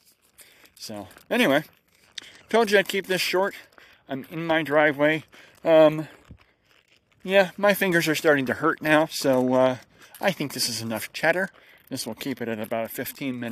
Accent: United States; I'm an American. And I'm actually not swearing in my country

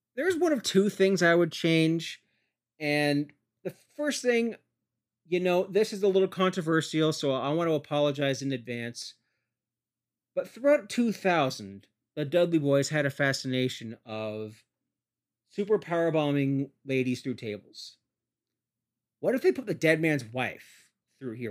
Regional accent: Canada; I'm a Canadian

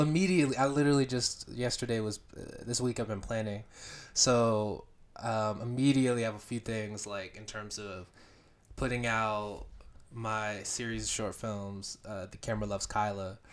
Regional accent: Beaufort, Georgia, United States; I grew up in Beaufort, Georgia, which is about, like, forty-five minutes to n, an hour north of Atlanta

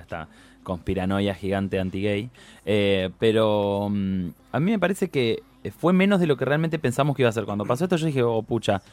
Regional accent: Paraná, Entre Ríos, Argentina; Yo soy de Paraná Entre Ríos

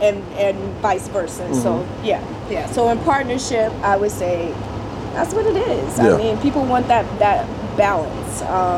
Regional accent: the South, United States; growing up in the South, it was kind of like, all right, the men take care of everything outside of the house

